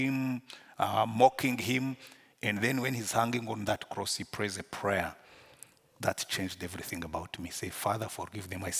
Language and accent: English; Rwanda; accent: Rwandan; English is a second language; Because I was born in Rwanda, I grew up in Rwanda